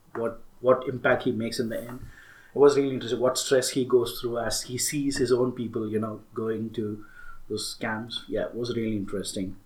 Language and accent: English; Tamil Nadu, India; I'm an Indian, I'm a Tamil, and uh, being in India and being from the south